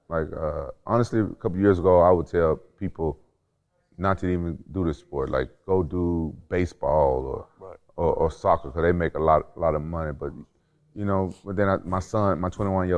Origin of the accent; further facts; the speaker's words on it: Memphis, Tennessee, United States; I'm from Memphis.